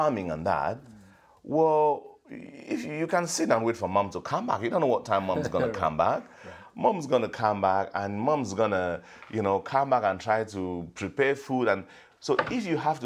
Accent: Cameroon; now in Australia; being a migrant from Africa, West Africa, Cameroon, migrating into Australia at a very young age

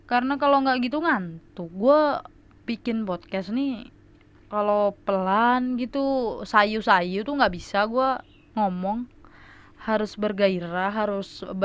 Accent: Medan, North Sumatra, Indonesia; gua tuh orang Medan kan tadi udah bilang ya orang Medan

